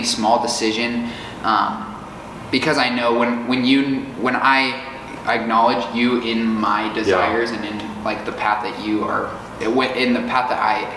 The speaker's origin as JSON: {"language": "English", "town": "Fort Collins", "region": "Colorado", "country": "United States", "moved": "as an adult", "lives_now": "Tulsa, United States", "said": "I'm from Fort Collins, Colorado."}